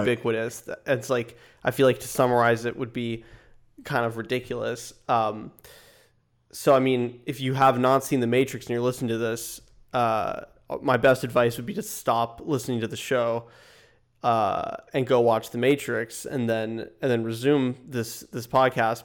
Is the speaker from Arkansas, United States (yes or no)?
no; small town north of Los Angeles, California, United States; Mike and I are both from there. It's a, a small town, about an hour and a half north of Los Angeles